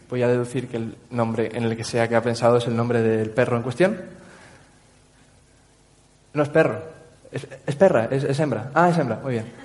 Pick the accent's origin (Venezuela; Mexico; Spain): Spain; Canary Islands; accent: Tenerife; Tenerife. Tengo acento de Tenerife, total.